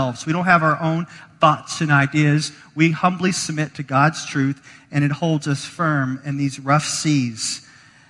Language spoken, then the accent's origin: English; the South, United States; now in Chicago, United States; I'm from the South